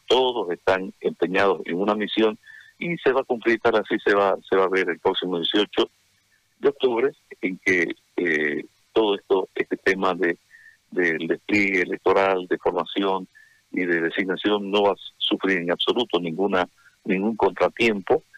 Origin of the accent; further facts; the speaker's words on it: Santa Cruz, Bolivia; a mi Santa Cruz, a mi patria, a mi Bolivia